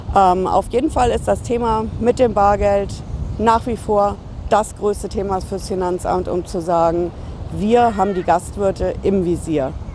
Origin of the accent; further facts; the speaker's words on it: Hesse, Germany; bei uns in Hessen